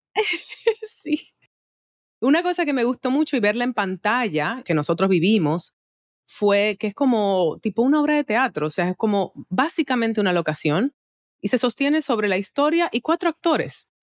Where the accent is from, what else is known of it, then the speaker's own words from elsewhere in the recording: Dominican Republic; acá en mi país